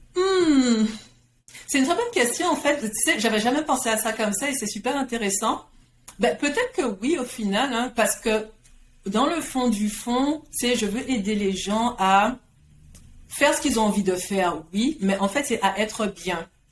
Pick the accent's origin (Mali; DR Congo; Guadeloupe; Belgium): Guadeloupe; now in Montreal, Canada; je suis née, j'ai grandi en Guadeloupe